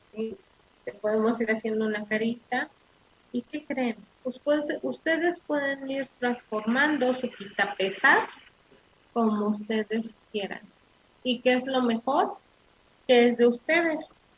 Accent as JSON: {"language": "Spanish", "country": "Mexico", "said": "los mexicanos así somos los mexicanos somos solidarios, los, mexicanos somos hermanos"}